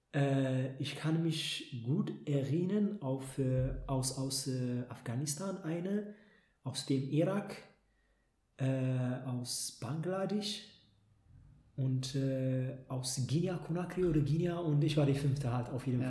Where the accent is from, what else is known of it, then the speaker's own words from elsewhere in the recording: Ethiopia; now in Germany; in meiner Heimat